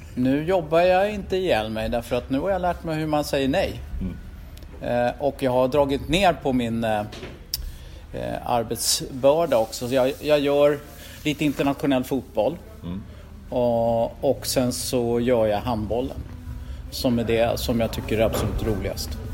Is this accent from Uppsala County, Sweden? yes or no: no; Stockholm, Stockholm County, Sweden; Jag var ju från Rågsved, förortskille